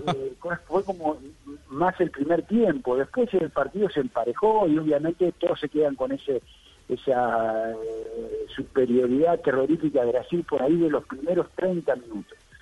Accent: Argentina; se hablaban muchas cosas en mi país

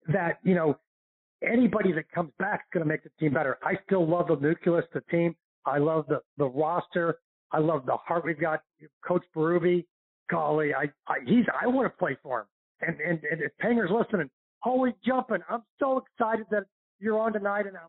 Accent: St. Louis, Missouri, United States; now in Florida, United States; my hometown of St. Louis

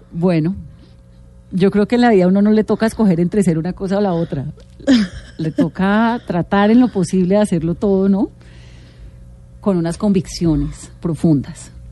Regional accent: Pacific region, Colombia; Soy del Pacífico.

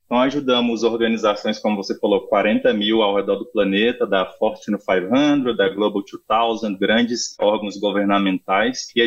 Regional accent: Brasília, Federal District, Brazil; Bom, é, eu sou de Brasília, atendo a América Latina já tem um tempo

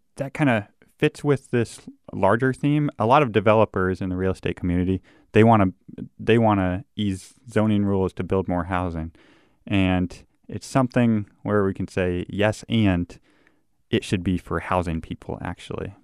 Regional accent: Davenport, Iowa, United States; moved away as an adult; also born or lived in Missouri / Minnesota; I grew up in Davenport, Iowa

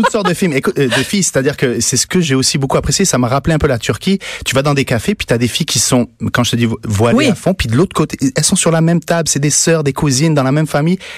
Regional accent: Niger; moved away; Je suis né au Niger, en Afrique de l'Ouest.

